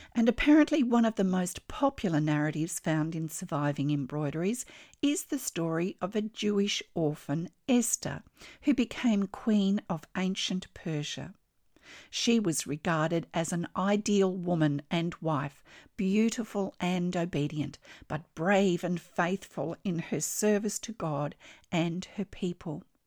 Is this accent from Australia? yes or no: yes; Australia; I'm an Australian textile artist